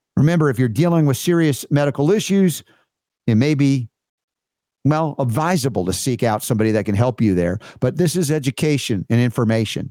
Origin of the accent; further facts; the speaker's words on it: United States; here as an American